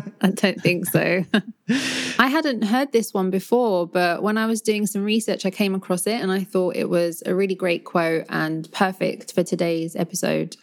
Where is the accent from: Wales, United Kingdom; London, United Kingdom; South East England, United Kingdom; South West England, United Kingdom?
London, United Kingdom; accent: Cockney London; growing up in London, it's so multicultural